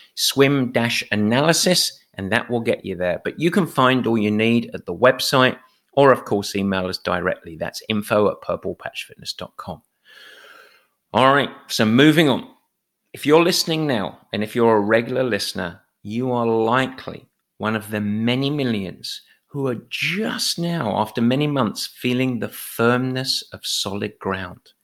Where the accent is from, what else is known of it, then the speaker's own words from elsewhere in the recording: England, United Kingdom; as an Englishman